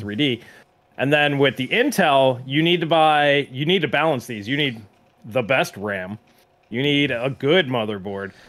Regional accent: New York, United States; I grew up in New York

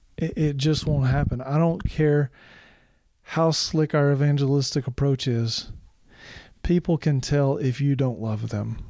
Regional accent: Arkansas, United States; also born or lived in Michigan; now in Tennessee, United States; I grew up in Arkansas. I've lived in Michigan. I've lived in Tennessee.

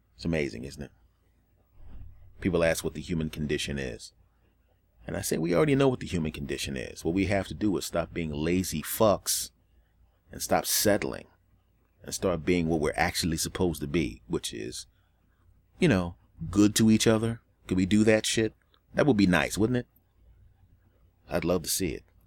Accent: Northeast, United States; I grew up in the Northeast and it's a more liberal area

